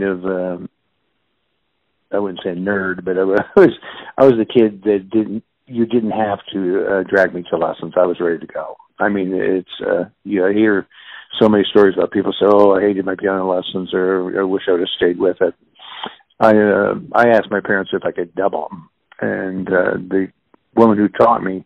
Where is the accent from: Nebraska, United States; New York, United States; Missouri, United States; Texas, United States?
Missouri, United States; Kansas City; I was born and raised in Kansas City. I'm a native Kansas Cityan, and grew up basically in the Brookside neighborhood.